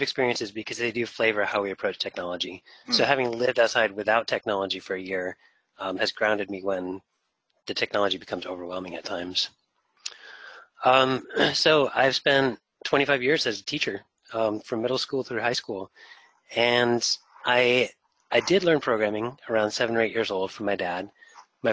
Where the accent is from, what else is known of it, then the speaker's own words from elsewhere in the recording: New Hampshire, United States; moved away as an adult; also born or lived in Guam / New York City; I grew up in New Hampshire and I spent my first 20 years of life in New Hampshire. And then I moved to New York City to become a teacher